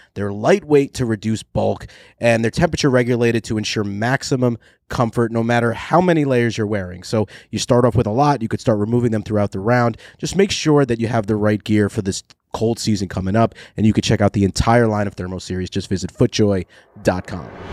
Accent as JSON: {"language": "English", "region": "New York", "country": "United States", "tie": "born or raised there", "said": "growing up in New York with Bob Shepherd and the Yankees"}